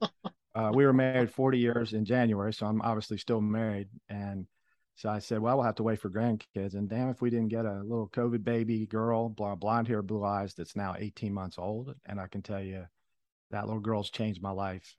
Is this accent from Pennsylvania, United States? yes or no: yes; Philadelphia, Pennsylvania, United States; moved away; I was born in Philadelphia